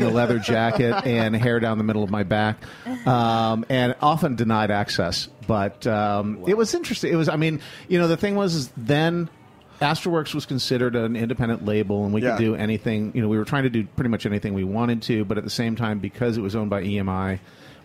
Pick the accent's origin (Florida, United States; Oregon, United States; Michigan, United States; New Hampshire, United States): Michigan, United States; Flint; moved away as an adult; also born or lived in upstate New York; I'm originally from Michigan, from Flint, Michigan, which beats up Detroit on a regular basis.